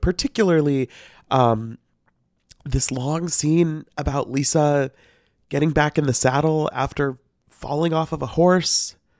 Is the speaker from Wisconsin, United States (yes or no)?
no; Missouri, United States; I'm from Missouri